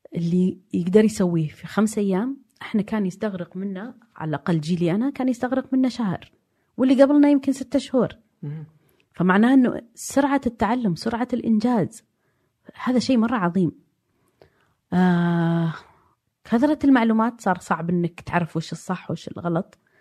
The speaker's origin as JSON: {"language": "Arabic", "town": "Diriyah", "region": "Riyadh Province", "country": "Saudi Arabia", "tie": "born or raised there", "also_born_or_lived": "Jeddah / London"}